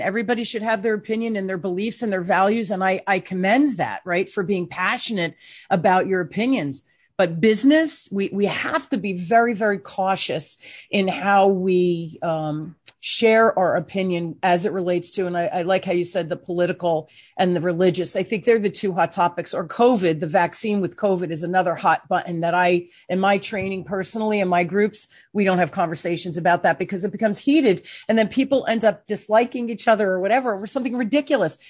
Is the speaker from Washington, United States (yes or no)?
no; New Jersey, United States; I even sound like I'm from New Jersey 'cause I'm from New Jersey.